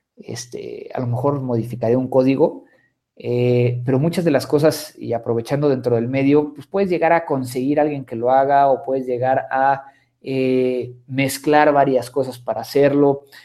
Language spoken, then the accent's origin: Spanish; Mexico; soy mexicano